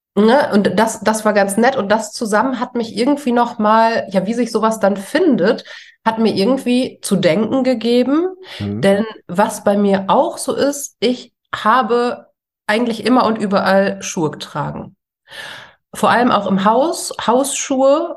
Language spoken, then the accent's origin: German; Ruhr area, North Rhine-Westphalia, Germany; also born or lived in Essen; Wir kommen ja alle irgendwie aus dem Ruhrgebiet